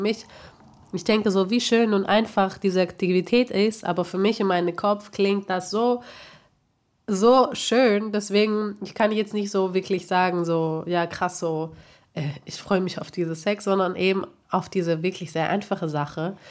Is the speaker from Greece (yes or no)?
yes; Greece; moved away; ich halt eben aufgewachsen bin in Griechenland